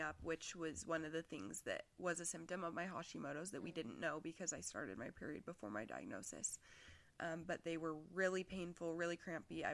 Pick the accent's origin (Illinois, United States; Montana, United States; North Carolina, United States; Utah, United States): Utah, United States; Salt Lake City; I'm from Salt Lake.